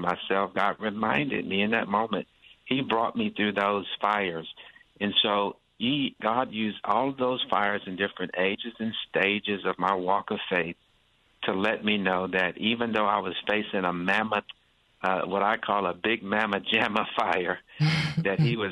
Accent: United States; growing up in America

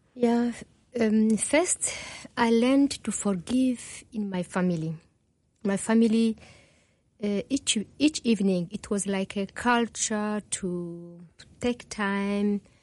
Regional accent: DR Congo; first language Kinyarwanda; English is a second language; moved away; also born or lived in Burundi / Rwanda; I was born in Burundi, grew up in Congo.

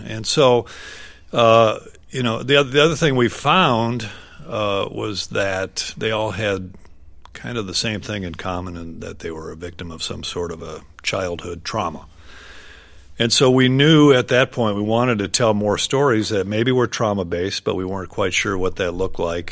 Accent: White Bear Lake, Minnesota, United States; we grew up in White Bear Lake, Minnesota, suburban town

